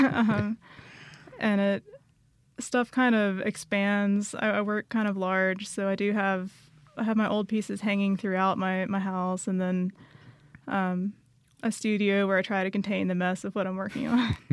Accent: Dothan, Alabama, United States; I grew up in Dothan, Alabama.

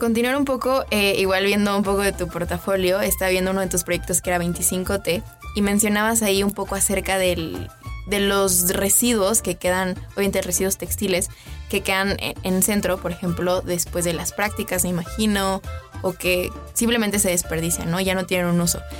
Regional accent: Mexico; como mexicanos

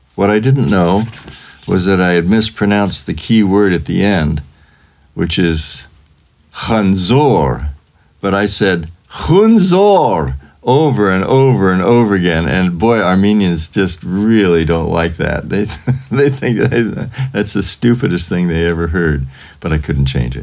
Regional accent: Fresno, California, United States; I was born in Fresno, California on a uh, Friday in 1945, January 19th

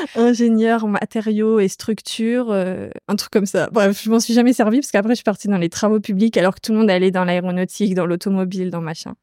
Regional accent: Normandy, France; je viens de Normandie, dans un petit village euh, autour de ma maison, il n'y a que des champs

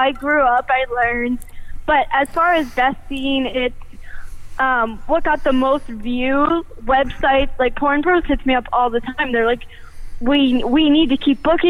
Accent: East Coast, United States; moved away; I grew up on the East Coast

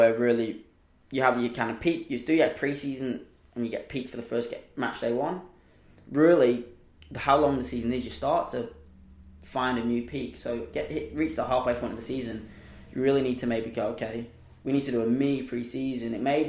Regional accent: England, United Kingdom; Saying I'm the English one.

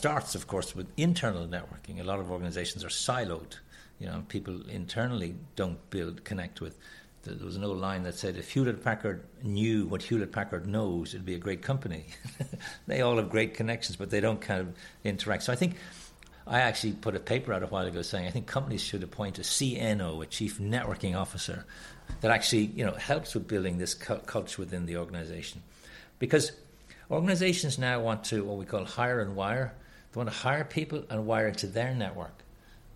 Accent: Ireland

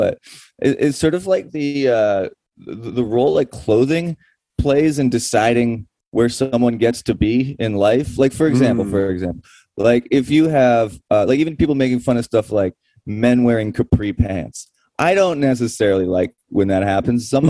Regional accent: Toronto, Ontario, Canada; we're in Victoria right now, but I'm from East Toronto

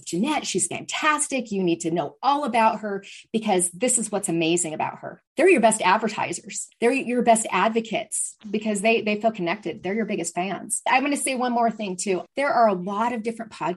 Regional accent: Seattle, Washington, United States; I'm from the Seattle area where there's Starbucks, more than one on every corner

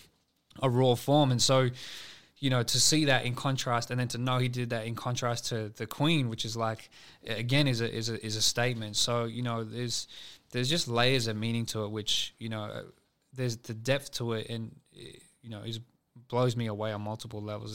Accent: Sydney, New South Wales, Australia; I'm from West Sydney

